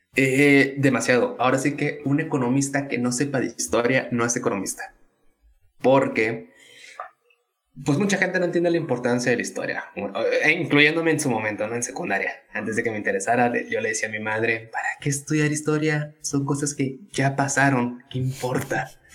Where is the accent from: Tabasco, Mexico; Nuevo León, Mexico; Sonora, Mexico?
Tabasco, Mexico; moved away as an adult; also born or lived in Veracruz / Mexico City; now in Monterrey, Mexico; soy tabasqueño. No, no, nací en ahí, nací en Veracruz, pero llegué a Tabasco a los dos años.